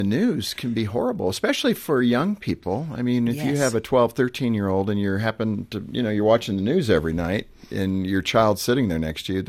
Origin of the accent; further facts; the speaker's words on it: California, United States; grew up in California, so I, you know, it's kind of a thrill as a kid when you got the rumble.